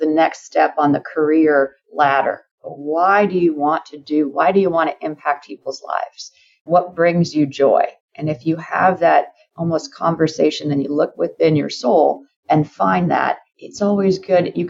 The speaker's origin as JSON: {"language": "English", "area": "San Francisco Bay Area", "region": "California", "country": "United States", "tie": "born or raised there", "said": "We grew up in the San Francisco Bay Area"}